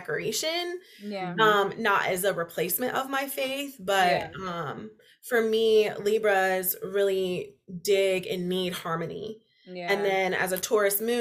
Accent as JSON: {"language": "English", "town": "Indianapolis", "region": "Indiana", "country": "United States", "tie": "born or raised there", "also_born_or_lived": "North Carolina", "said": "I grew up in Indy. I went to college at IU. I came back to Indy"}